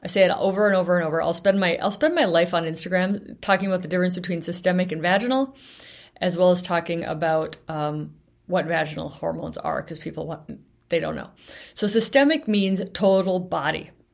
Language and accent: English; Bellingham, Washington, United States; my hometown of Bellingham